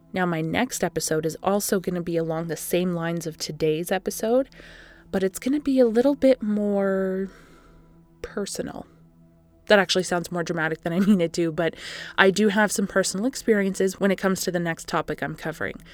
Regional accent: Canada; I am That Canadian

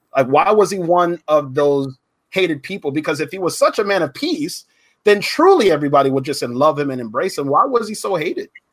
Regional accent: Pine Hills, Florida, United States; I grew up in Pine Hills. I was the only light skinned Puerto Rican boy there

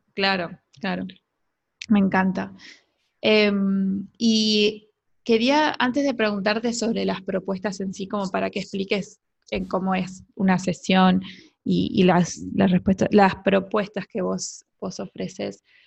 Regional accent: Uruguay; una perrita que yo tuve toda mi adolescencia acá en Uruguay

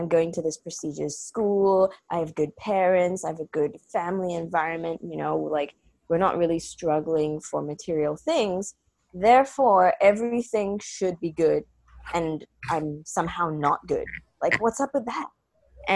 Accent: Singapore; I'm Singaporean

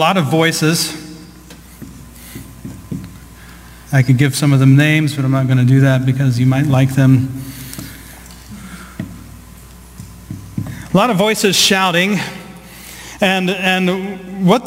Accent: Southeast Ohio, United States; I grew up in the Midwest. I grew up in Southeast Ohio.

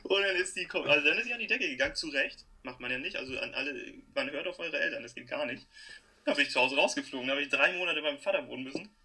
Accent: Hamburg, Germany; ich komme aus Hamburg

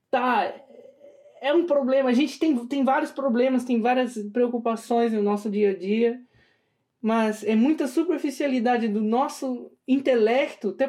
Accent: São Paulo, Brazil; eu, por exemplo, nasci em São Paulo, né, capital.

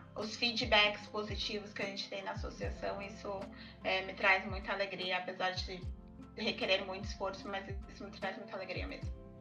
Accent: São Paulo, Brazil; eu sou de São Paulo

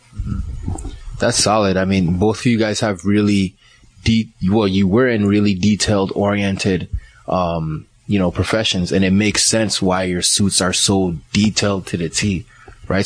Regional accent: Liberia; also born or lived in Ghana; now in Canada; I was born in Ghana, but I was raised in Liberia.

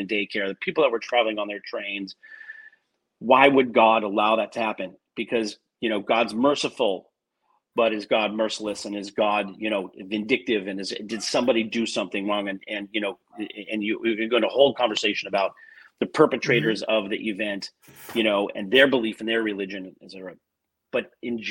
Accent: Glendale, California, United States; I grew up in Glendale, California, which is very strong Christian, very strong Christian environment

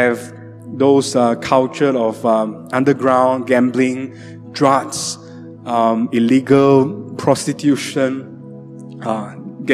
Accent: Sibu, Sarawak, Malaysia; moved away; also born or lived in Johor Bahru; My hometown, Cebu.

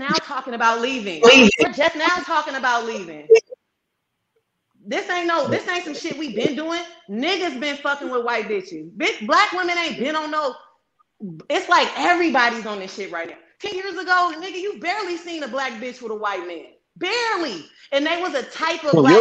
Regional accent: East Palo Alto, California, United States; I'm from East Palo Alto. I'm from the Bay Area.

